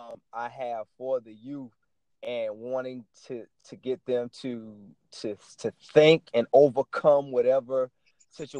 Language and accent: English; Savannah, Georgia, United States; I grew up in the South. I grew up in Savannah, Georgia, a very dynamic city